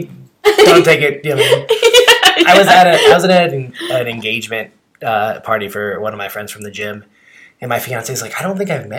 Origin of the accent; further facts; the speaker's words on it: Lincoln, United States; I grew up in Lincoln